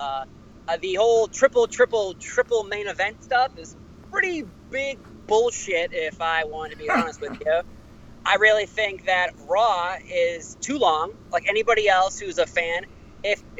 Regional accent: Boston, Massachusetts, United States; I'm from Boston.

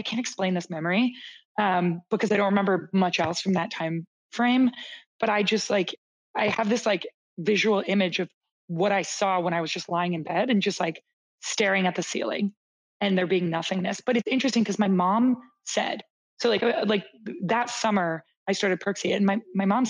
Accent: Canada; also born or lived in Toronto, Canada / Boston, United States; as a Canadian

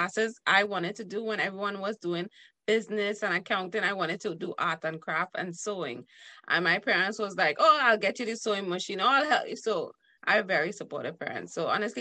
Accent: Trinidad & Tobago; how I was brought up as in Trinidad. We say brought up

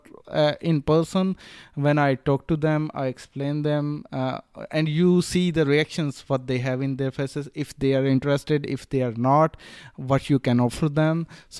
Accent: Melbourne, Victoria, Australia; And when I tell them, like, I'm from Melbourne, just came to meet you, then they know how serious I am.

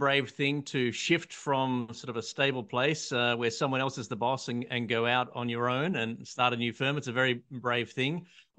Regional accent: Australia; I'm an Australian patent attorney

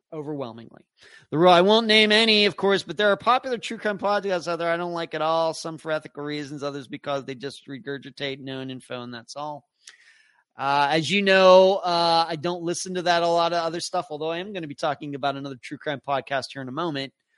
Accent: Pennsylvania, United States; moved away; my home state of Pennsylvania, which is technically my home state

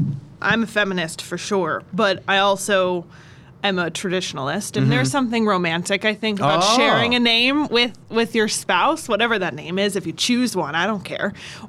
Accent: Lackawanna County, Pennsylvania, United States; also born or lived in Baltimore, Maryland; I was not born in Lackawanna County, but I was raised. I was born outside of Baltimore.

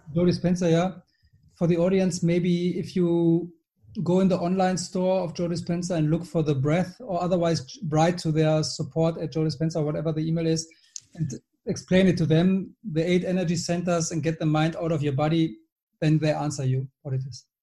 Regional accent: Germany; moved away as an adult; also born or lived in Switzerland / London / Bordeaux / Gold Coast, Australia; now in Marbella, Spain; I'm German. I live in Spain, Marbella

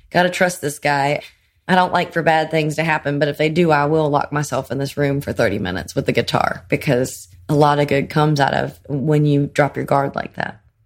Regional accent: Greenville, South Carolina, United States; moved away as an adult; also born or lived in Los Angeles / New York City; now in Nashville, United States; As soon as I left South Carolina, eighteen

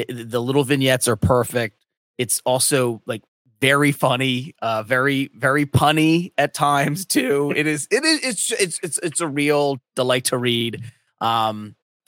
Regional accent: Delco, just south of Philadelphia, Pennsylvania, United States; also born or lived in North Wilmington, Delaware; now in Wilmington, United States; I'm in North Wilmington in Delaware. I grew up in Delco, just south of Philadelphia

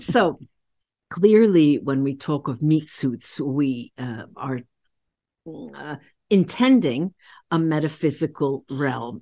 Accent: United States; I'm, I'm an American

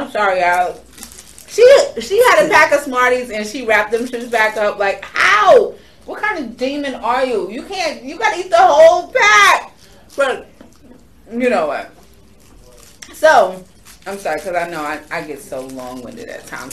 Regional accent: New York, United States; I am from New York

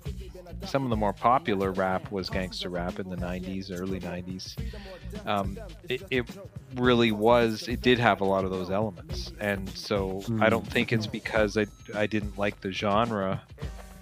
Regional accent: Canada; I'm white and I grew up in Canada.

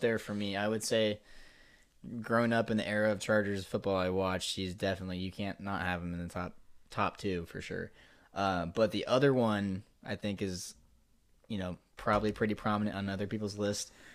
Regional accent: Nebraska, United States; We are Midwesterns, Midwesterners, I should say. Um, both born and raised in Nebraska

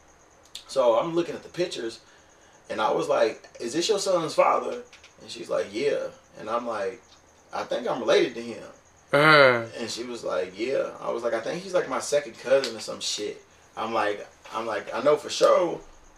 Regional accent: Louisville, Kentucky, United States; I'm from Louisville

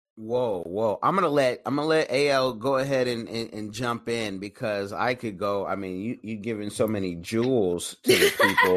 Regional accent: Oakland, California, United States; I'm from East Oakland

